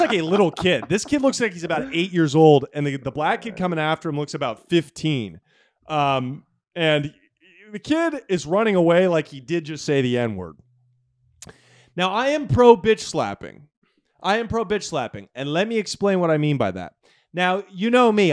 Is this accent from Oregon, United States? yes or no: yes; Portland, Oregon, United States; moved away; growing up in Portland, Oregon